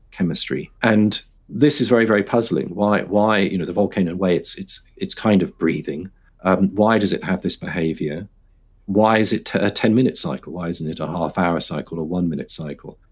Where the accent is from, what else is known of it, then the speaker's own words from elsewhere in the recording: London, United Kingdom; I grew up in London